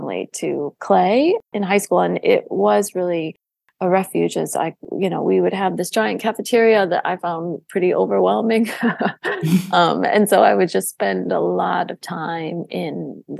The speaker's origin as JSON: {"language": "English", "town": "Detroit", "region": "Michigan", "country": "United States", "tie": "born or raised there", "moved": "yes", "lives_now": "New York, United States", "said": "I grew up in Metro Detroit."}